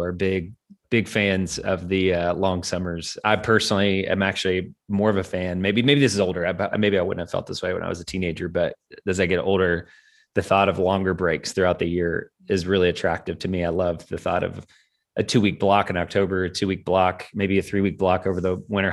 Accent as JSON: {"language": "English", "region": "Kentucky", "country": "United States", "tie": "born or raised there", "moved": "yes", "said": "in my home country, in my home space of Kentucky"}